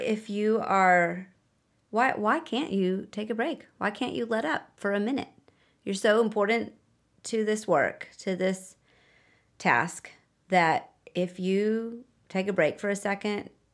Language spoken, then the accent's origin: English; United States; moved away; I'm American